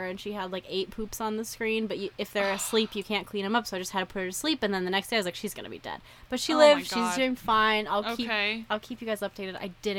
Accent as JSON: {"language": "English", "region": "Idaho", "country": "United States", "said": "I say aunt because I'm from Idaho."}